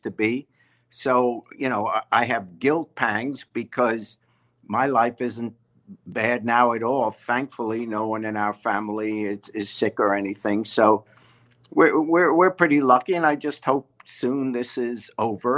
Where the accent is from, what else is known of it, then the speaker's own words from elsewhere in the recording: New York City, New York, United States; also born or lived in England; I was raised in New York City, and I'm a diehard Yankee fan